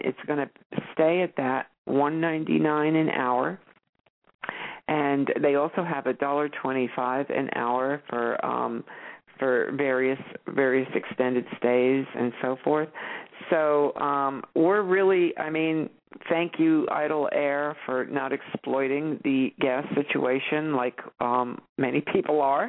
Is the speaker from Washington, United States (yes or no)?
no; New York, United States; moved away; I grew up in New York. I spent, you know, a good portion of my life there